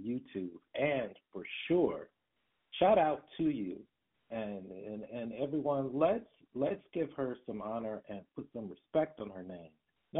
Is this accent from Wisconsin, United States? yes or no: no; Detroit, Michigan, United States; I come from Detroit and raised in the 80s and 90s, particularly